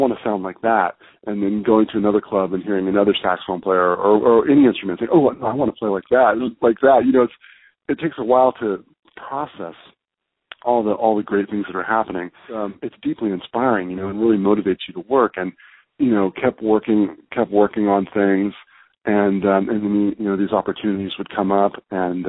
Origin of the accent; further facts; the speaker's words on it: the Bay Area, California, United States; now in New York City, United States; growing up in the Bay Area